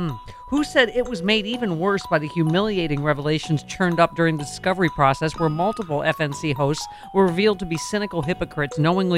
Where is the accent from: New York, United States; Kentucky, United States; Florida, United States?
New York, United States; Lockport; moved away; also born or lived in Washington, D.C.; I was actually born in D.C. I was raised in Lockport, New York.